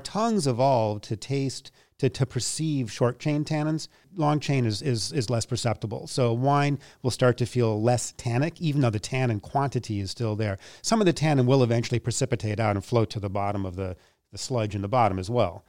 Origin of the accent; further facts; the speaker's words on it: Minneapolis, Minnesota, United States; moved away as an adult; now in New York, United States; I grew up in Minneapolis